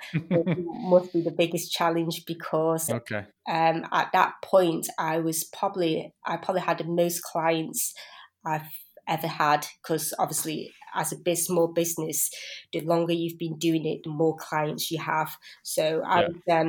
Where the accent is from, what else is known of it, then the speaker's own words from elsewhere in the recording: Biddulph, West Midlands, United Kingdom; also born or lived in Blackburn; I was born in Blackburn, but I was pretty much brought up in Biddulph.